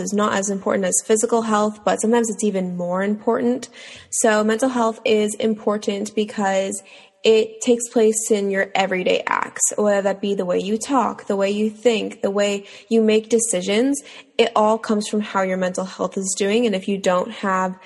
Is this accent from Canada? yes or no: yes; Toronto, Ontario, Canada; I'm from Toronto, Ontario